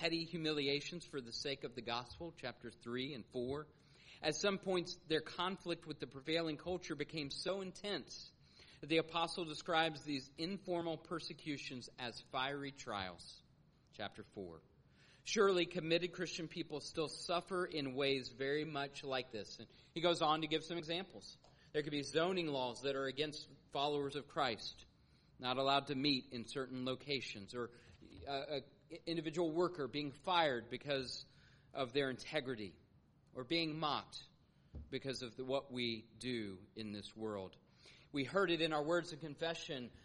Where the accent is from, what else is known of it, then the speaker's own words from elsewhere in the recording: Atlanta, Georgia, United States; moved away as an adult; also born or lived in St. Louis / Norfolk; my growing up in Atlanta